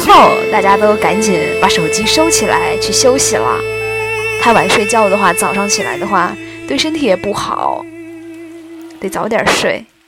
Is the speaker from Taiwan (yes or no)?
no; Anhui, China; moved away as an adult; also born or lived in Jiangsu; 我是安徽人，但是在江苏上大学